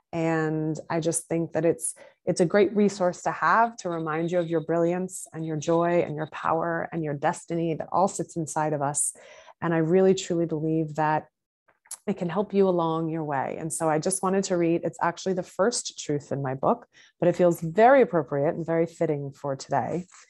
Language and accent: English; Massachusetts, United States; now in New York City, United States; I currently live in New York City. I am originally from Massachusetts